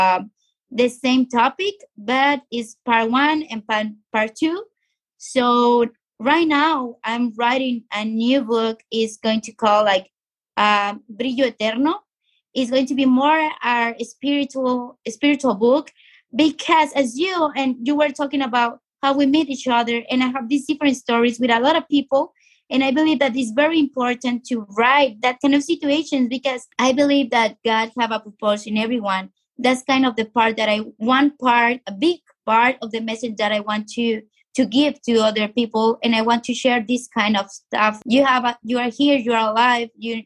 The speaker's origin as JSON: {"language": "English", "region": "Sonora", "country": "Mexico", "tie": "born or raised there", "moved": "yes", "lives_now": "Tijuana, Mexico", "said": "I'm from Mexico. I was born in Sonora, but now I'm living here in Baja California."}